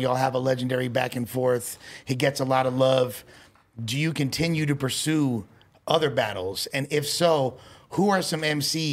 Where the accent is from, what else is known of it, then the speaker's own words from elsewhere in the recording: Los Angeles, California, United States; I'm born and raised in L.A. I'm a child of gangster rap